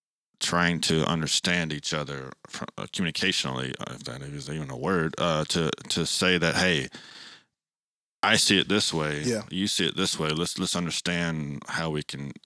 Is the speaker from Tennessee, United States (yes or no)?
yes; Nashville, Tennessee, United States; Yeah, we definitely come from different cultures. I was born and raised here in Nashville